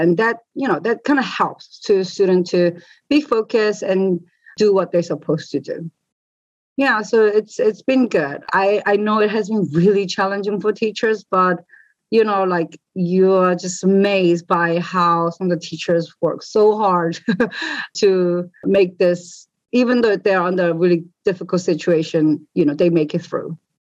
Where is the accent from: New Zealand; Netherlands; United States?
New Zealand; I've been growing up in New Zealand